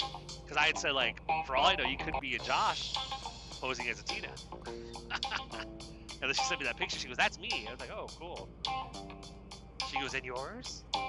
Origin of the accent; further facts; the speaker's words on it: Pasadena, California, United States; it is from California, you know, which I was, like, wondering if that was even going to, you know, I'm from Pasadena.